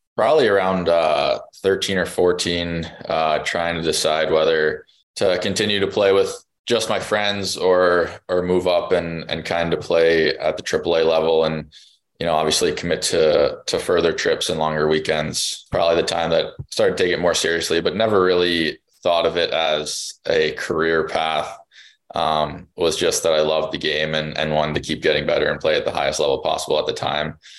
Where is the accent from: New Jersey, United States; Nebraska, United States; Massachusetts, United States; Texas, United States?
New Jersey, United States; I was born in New Jersey.